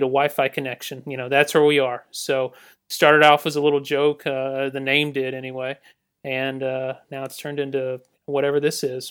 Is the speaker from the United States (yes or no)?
yes; Newnan, Georgia, United States; I'm from Noonan, Georgia. I, uh, you know, born and raised